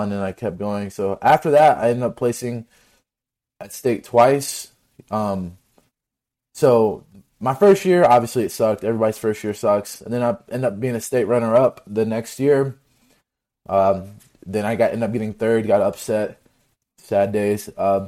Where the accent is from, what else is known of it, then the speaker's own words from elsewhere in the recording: Kentucky, United States; I'm from Kentucky. I'm not from like Ohio or Pennsylvania or California, I'm from a state that's not notorious for good wrestling.